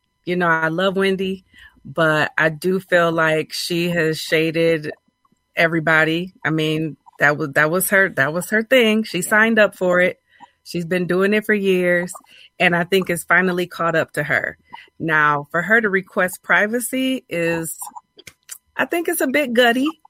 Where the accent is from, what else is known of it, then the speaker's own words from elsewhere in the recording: Grand Rapids, Michigan, United States; Well, I'm from Michigan. I'm from Grand Rapids, Michigan